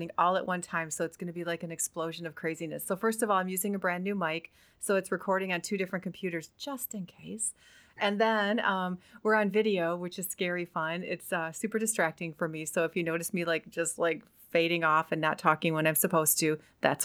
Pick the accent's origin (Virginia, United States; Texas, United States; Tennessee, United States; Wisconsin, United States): Wisconsin, United States; I'm from Wisconsin and it's super cold up there